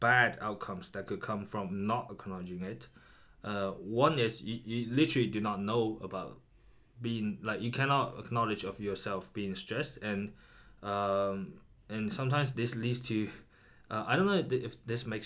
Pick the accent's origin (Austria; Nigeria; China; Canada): China; moved away; also born or lived in Edinburgh, United Kingdom; growing up in China